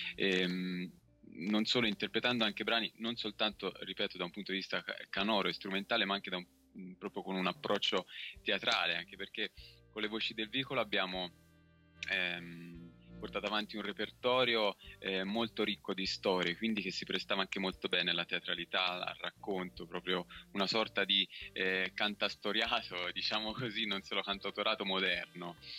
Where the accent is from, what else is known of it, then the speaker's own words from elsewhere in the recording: Tuscany, Italy; sono toscano